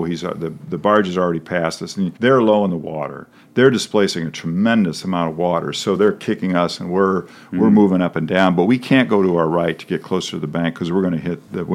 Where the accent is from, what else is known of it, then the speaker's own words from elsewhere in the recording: Rock Island, Illinois, United States; I grew up in Rock Island